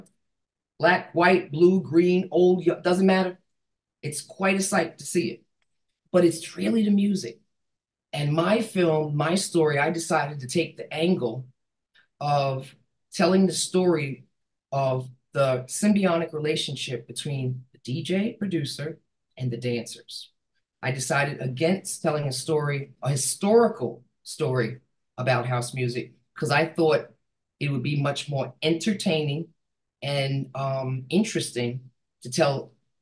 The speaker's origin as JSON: {"language": "English", "town": "New York City", "region": "New York", "country": "United States", "said": "I'm from New York City"}